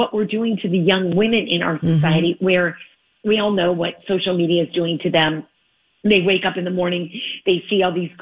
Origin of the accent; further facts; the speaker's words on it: Michigan, United States; now in Los Angeles, United States; I'm a Midwestern girl. I'm from Michigan.